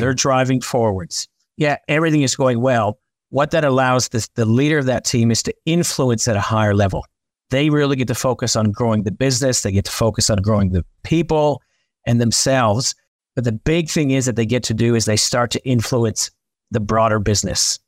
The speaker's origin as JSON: {"language": "English", "country": "Canada", "said": "I'm Canadian"}